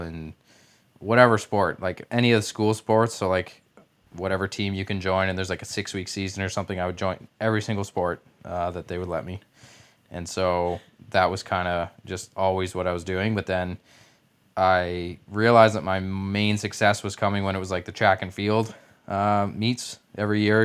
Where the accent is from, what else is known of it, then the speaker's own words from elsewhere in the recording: Canada; as a Canadian, obviously, I played hockey as a kid